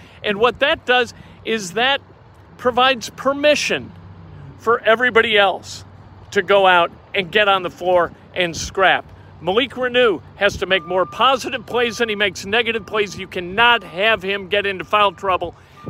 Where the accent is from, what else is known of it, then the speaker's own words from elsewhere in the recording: Indiana, United States; We're from Indiana.